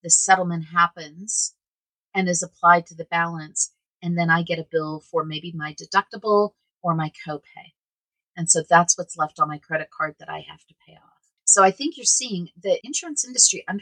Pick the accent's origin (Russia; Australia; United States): United States; Oklahoma; now in Colorado, United States; I grew up in Oklahoma.